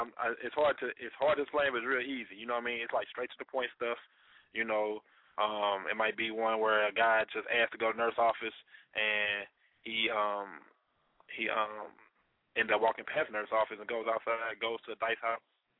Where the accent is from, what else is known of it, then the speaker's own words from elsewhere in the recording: Chicago, Illinois, United States; Chi-town is where my family's from